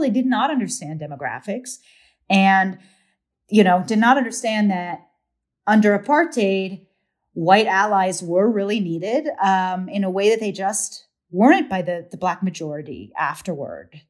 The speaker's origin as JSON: {"language": "English", "town": "Washington", "region": "District of Columbia", "country": "United States", "tie": "born or raised there", "said": "I grew up in D C"}